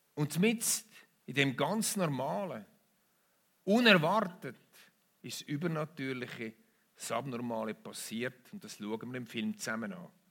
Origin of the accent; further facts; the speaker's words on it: Switzerland; bei uns in der Schweiz